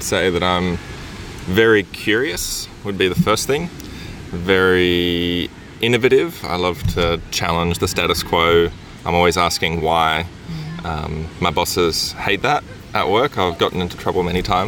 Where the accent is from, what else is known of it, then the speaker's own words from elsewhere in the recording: Brisbane, Queensland, Australia; moved away as an adult; also born or lived in England; I grew up in Brisbane in Australia.